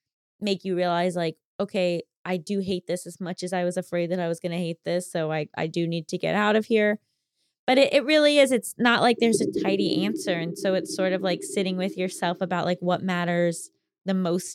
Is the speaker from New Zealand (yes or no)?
no; Brazil; English is a second language; I'm 27 years old, and I'm from Brazil.